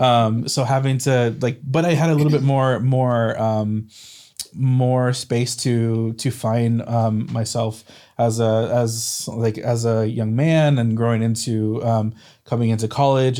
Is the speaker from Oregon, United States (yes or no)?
yes; Corbett, Oregon, United States; I grew up in Corbett, Oregon